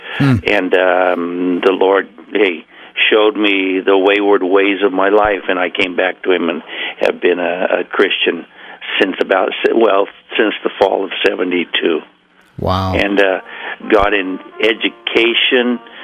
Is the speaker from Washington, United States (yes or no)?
no; Coos Bay, Oregon, United States; also born or lived in Portland, Oregon; I grew up in Coos Bay.